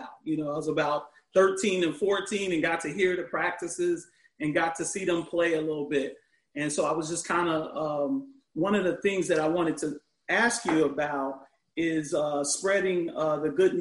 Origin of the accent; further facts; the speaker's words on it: Chicago, Illinois, United States; now in Orlando, United States; I'm from originally from Chicago